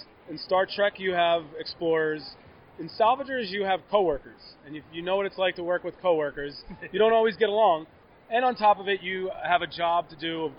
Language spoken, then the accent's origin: English; Philadelphia, Pennsylvania, United States; moved away; I'm a Philadelphia guy, born and raised.